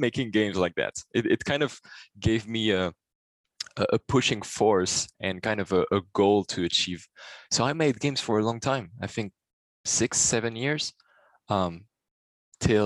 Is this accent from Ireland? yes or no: no; Paris, Île-de-France, France; also born or lived in Brittany / Switzerland; I was born in the south and then moved to Paris with my family, and then grew up a little bit between Brittany and Paris. This is where I spent most of my childhood